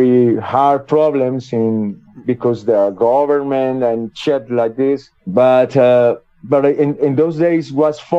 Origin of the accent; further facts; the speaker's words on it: Medellín, Antioquia, Colombia; English is a second language; my hometown in Medellin